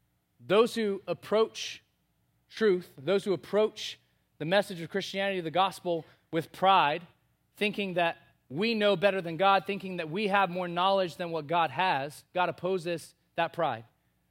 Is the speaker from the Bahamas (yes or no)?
yes; Bahamas; I was born and raised in the Bahamas on a very small island with about 1,500 people.